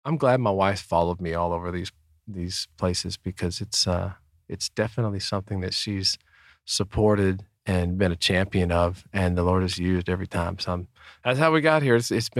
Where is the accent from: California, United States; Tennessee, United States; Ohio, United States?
California, United States; San Jose; Oh my gosh, a Padres fan! I was from San Jose, San Francisco. Okay, I'm a Giants fan, man.